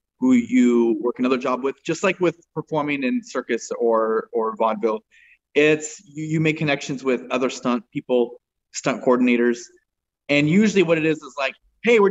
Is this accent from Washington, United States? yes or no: yes; Spokane, Washington, United States; moved away as an adult; also born or lived in Tacoma, Washington; now in Los Angeles, United States; I was born in Tacoma, grew up in Spokane